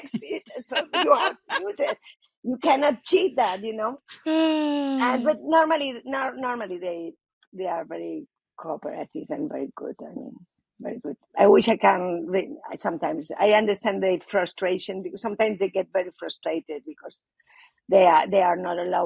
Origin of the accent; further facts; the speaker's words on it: Spain; I'm from Spain. It was a very, very Catholic country